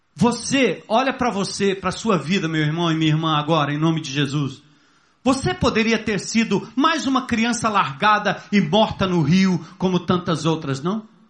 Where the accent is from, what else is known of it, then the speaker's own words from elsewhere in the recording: São Paulo, Brazil; Filho de pais nordestinos. Meu pai foi em 1948 para São Paulo trabalhar na construção civil